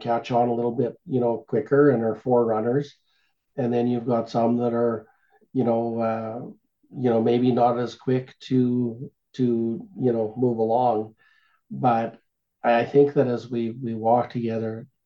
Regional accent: Canada

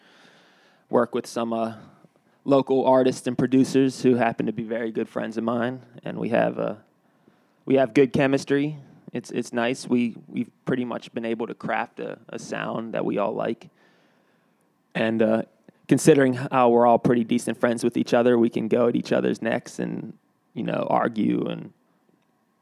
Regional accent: United States; also born or lived in Pittsburgh; as an American

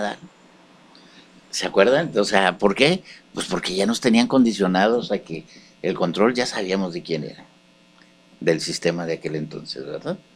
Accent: Mexico; yo como ciudadano mexicano

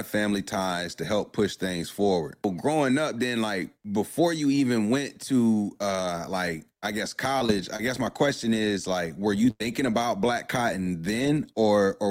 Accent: Durham, North Carolina, United States; I grew up in Durham

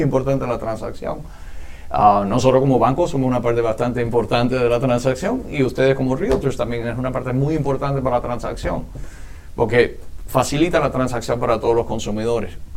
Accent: Miami, Florida, United States; Yo soy nativo y residente de Miami toda la vida

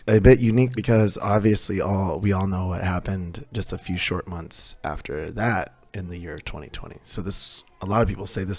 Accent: Midwest, United States; Midwest finest over here.

